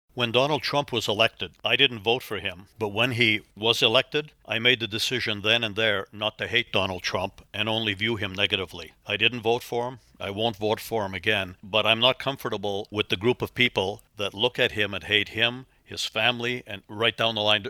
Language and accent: English; Northern Ontario, Canada; moved away as an adult; also born or lived in Toronto / Chicago / Los Angeles; now in Oklahoma, United States; I grew up in Northern Ontario. We had one TV station when I was a kid